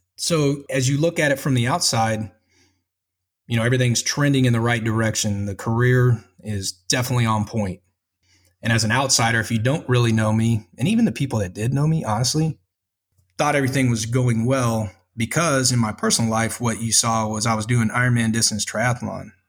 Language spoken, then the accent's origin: English; Spring, Texas, United States; moved away; I'm from Spring, Texas. Uh, kind of had a a rough childhood